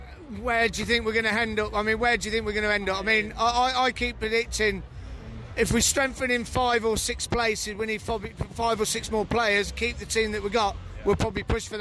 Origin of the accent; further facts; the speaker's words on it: Luton, East of England, United Kingdom; born there; also born or lived in Coventry; now in Manchester, United Kingdom; So I'm born in Luton, I lived in Cov, and now I live in Manchester.